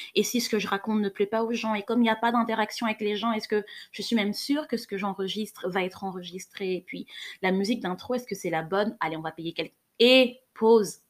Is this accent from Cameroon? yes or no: yes; Cameroon; J'ai grandi au Cameroun